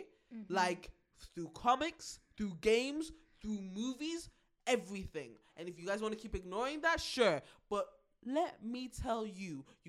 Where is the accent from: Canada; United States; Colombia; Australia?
Colombia; Cuba, and I am from Colombia. Okay, soy de Colombia.